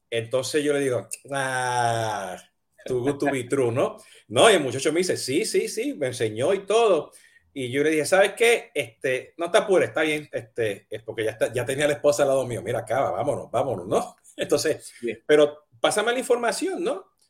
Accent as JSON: {"language": "Spanish", "country": "Puerto Rico", "moved": "as an adult", "lives_now": "United States", "said": "yo me mudé de Puerto Rico hasta Estados Unidos a estudiar"}